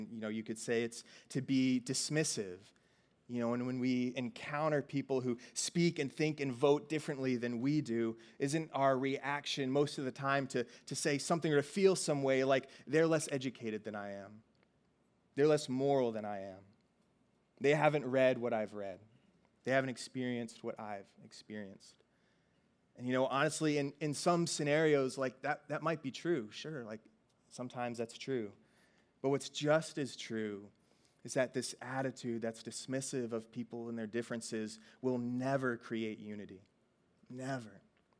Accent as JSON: {"language": "English", "region": "Virginia", "country": "United States", "tie": "born or raised there", "said": "I grew up mostly in Virginia"}